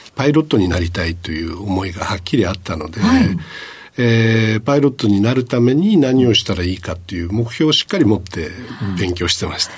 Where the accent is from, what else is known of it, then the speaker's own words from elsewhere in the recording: Sasebo, Nagasaki, Japan; 長崎県の佐世保市になります